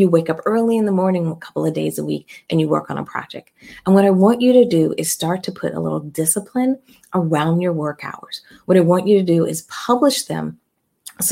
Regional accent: Philadelphia, Pennsylvania, United States; I'm from Philly

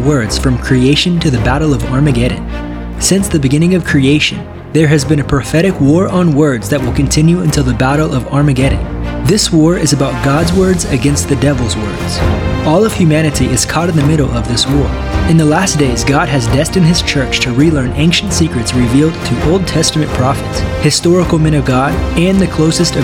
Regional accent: Northwest Missouri, United States; I grew up in Missouri, in Northwest Missouri

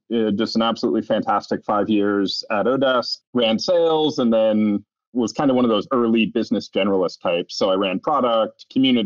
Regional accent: New Hampshire, United States; moved away as an adult; also born or lived in Boston; I grew up in New Hampshire, part of a nerdy engineering family

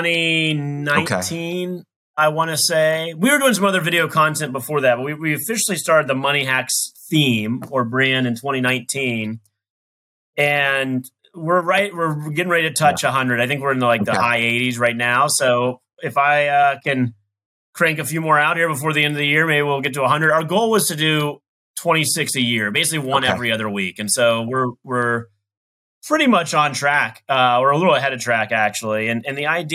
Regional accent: Southern West Virginia, United States; I grew up in West Virginia, in Southern West Virginia, and, you know, had a wonderful, wonderful childhood

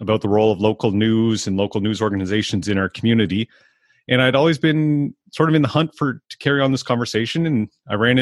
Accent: Amherst, Nova Scotia, Canada; growing up in Amherst

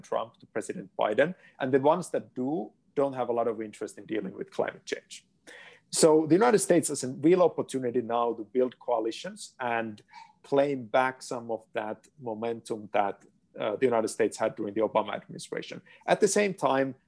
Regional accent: Finland; moved away; my home country, Finland

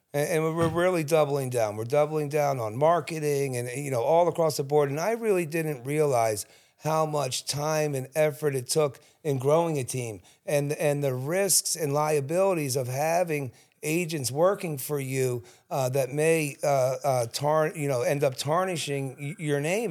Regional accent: Cherry Hill, New Jersey, United States; also born or lived in Collingswood; I grew up in Cherry Hill

